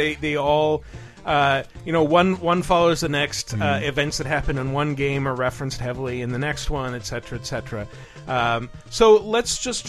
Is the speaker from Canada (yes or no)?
no; England, United Kingdom; I used to have a Betamax. Because I'm English.